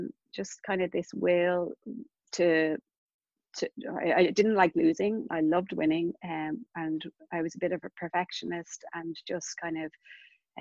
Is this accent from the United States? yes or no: no; Castleknock, Leinster, Ireland; I grew up in Castleknock